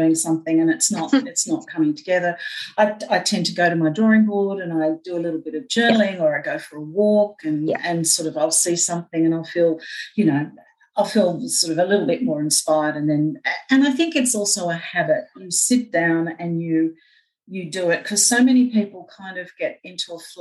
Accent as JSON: {"language": "English", "country": "Australia", "tie": "born or raised there", "also_born_or_lived": "New Guinea", "said": "basically ran riot till we came to Australia"}